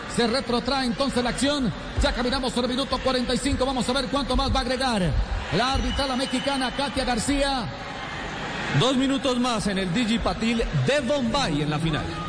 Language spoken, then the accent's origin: Spanish; Colombia